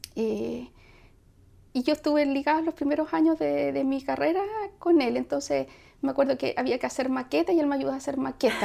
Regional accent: Punta Arenas, Magallanes and Chilean Antarctica, Chile; moved away; also born or lived in Valparaíso / Mexico; yo soy de, me crié en Magallanes, no nací, sí, no nací en Punta Arena, nací en Valparaíso, pero desde muy niña me fui a, Punta Arena

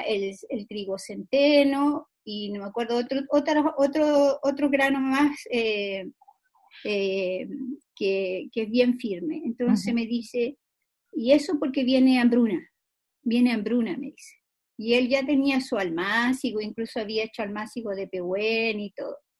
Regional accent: Chile; nosotros como sociedad chilena

